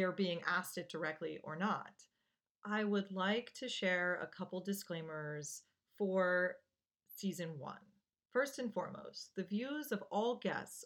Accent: Gaithersburg, Maryland, United States; I grew up in Gaithersburg, Maryland, right outside of D.C.

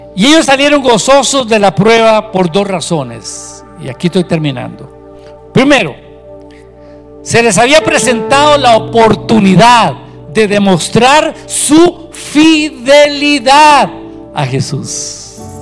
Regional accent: Costa Rica; Nosotros somos chiquillos chineados del Señor aquí en Costa Rica

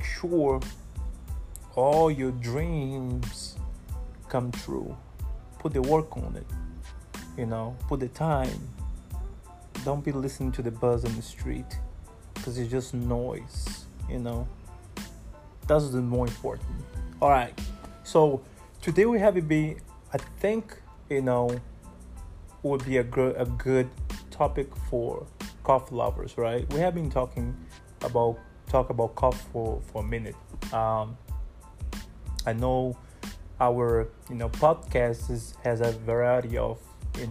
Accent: Brazil; now in Ghana; originally I'm from Brazil.

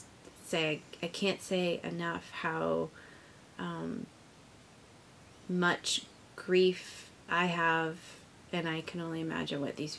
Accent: Lewiston, Maine, United States; it's my hometown, it's where I was born, it's where my parents were born and raised, and my husband's family as well. My husband was born in Lewiston.

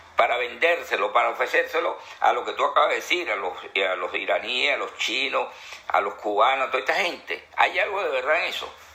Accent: Venezuela; mi país

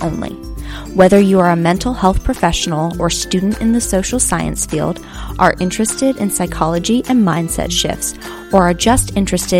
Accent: Worcester, Massachusetts, United States; also born or lived in Tennessee; the city I grew up in Worcester, Massachusetts.

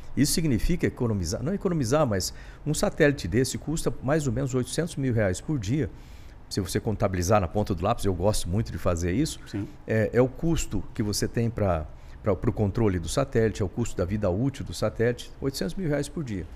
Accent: Bauru, São Paulo, Brazil; moved away; eu sou de Bauru, interior de São Paulo, e meu pai, ele era servente de serviços gerais, do IBC

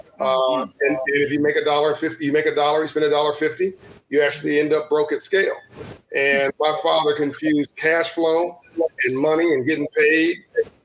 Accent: Compton, California, United States; I was born in Compton, Los Angeles, and raised in Compton, California

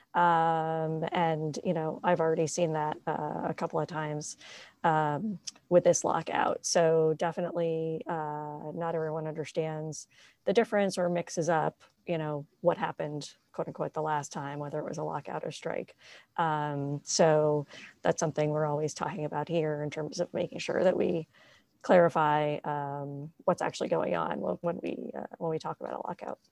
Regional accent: New England, outside of Boston, Massachusetts, United States; I grew up in New England. Um, mostly outside of Boston

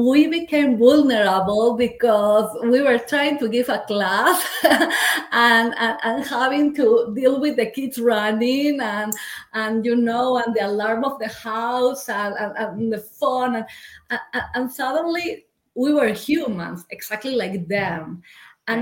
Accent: Peru; moved away as an adult; now in United States; I am originally from Peru. I came to the US just 11 years ago, following the love of my life

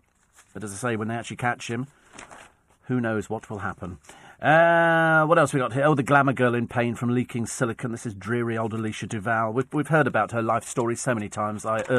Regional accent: Twickenham, London, United Kingdom; It's, you know, I mean, I come from Twickenham. It doesn't get any posher than Twickenham.

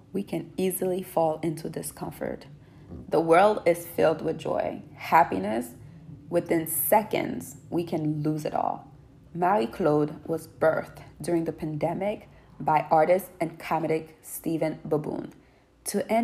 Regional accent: Haiti; moved away; born and raised in Haiti and coming here

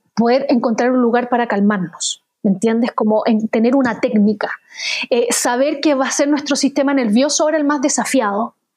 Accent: Chile

